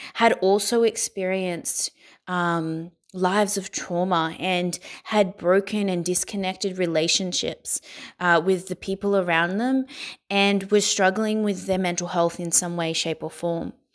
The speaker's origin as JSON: {"language": "English", "town": "Sydney", "region": "New South Wales", "country": "Australia", "tie": "born or raised there", "said": "I was born in Sydney, Australia, and I was born into a life of poverty"}